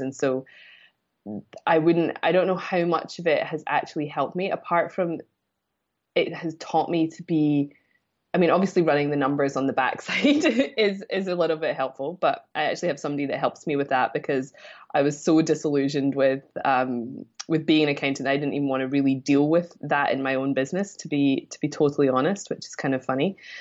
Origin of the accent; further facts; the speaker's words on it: Scotland, United Kingdom; moved away as an adult; I'm originally from Scotland. Um, I've been away from there about thirteen years now.